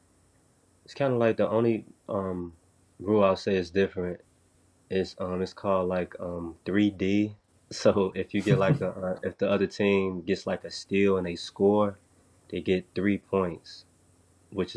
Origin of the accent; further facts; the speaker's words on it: Chicago, Illinois, United States; moved away as an adult; I come from Chicago